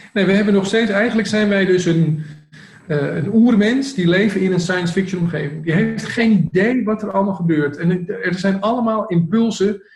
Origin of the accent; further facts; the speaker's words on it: Amsterdam, North Holland, Netherlands; ik kom uit Amsterdam, ik kom in de binnenstad ben ik geboren van Amsterdam, ik heb daar 25 jaar gewoond.